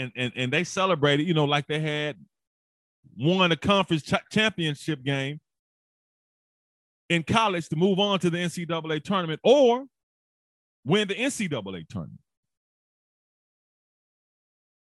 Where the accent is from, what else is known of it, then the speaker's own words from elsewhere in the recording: Memphis, Tennessee, United States; my hometown team, the Memphis Grizzlies